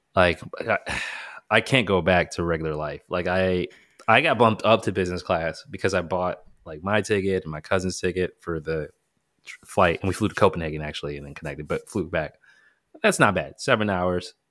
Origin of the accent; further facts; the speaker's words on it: United States; we may have been the only couple from the U S